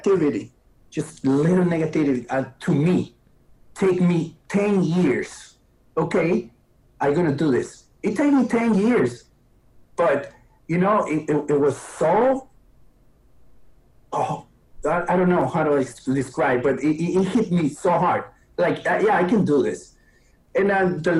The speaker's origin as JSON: {"language": "English", "country": "Costa Rica", "second_language": "English", "moved": "as an adult", "lives_now": "United States", "said": "I come from Costa Rica. And I came here at 20 years old"}